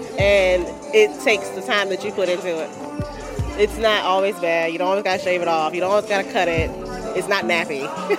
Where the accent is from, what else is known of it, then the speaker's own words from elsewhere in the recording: Woodbridge, Virginia, United States; I am from Woodbridge, Virginia, and I am the fabulous 28.